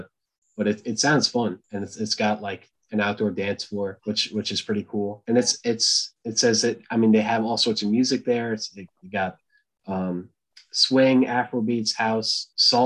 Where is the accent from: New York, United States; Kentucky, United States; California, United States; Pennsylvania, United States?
New York, United States; New York City; I was born in Brooklyn Heights